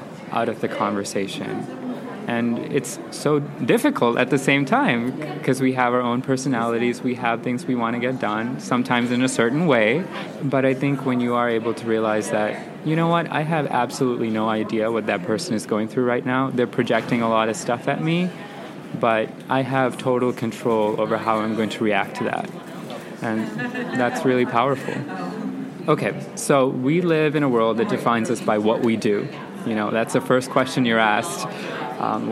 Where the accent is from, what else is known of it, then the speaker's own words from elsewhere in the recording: Sri Lanka; moved away; growing up in Sri Lanka